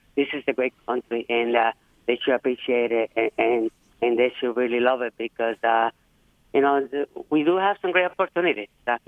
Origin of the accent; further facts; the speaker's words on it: Puerto Rico; now in United States; I moved here from Puerto Rico about 40 years ago, and I raised my family here.